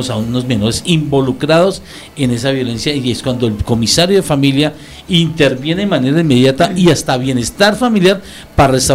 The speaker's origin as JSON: {"language": "Spanish", "country": "Colombia", "said": "Hasta para eso somos colombianos."}